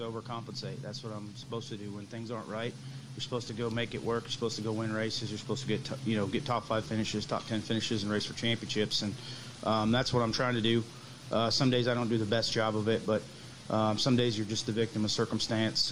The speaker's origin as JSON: {"language": "English", "region": "Texas", "country": "United States", "tie": "born or raised there", "said": "growing up in Texas"}